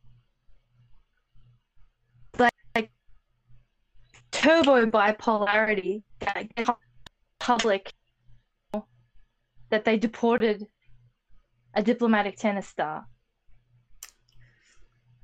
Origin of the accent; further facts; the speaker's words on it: Australia; being an Australian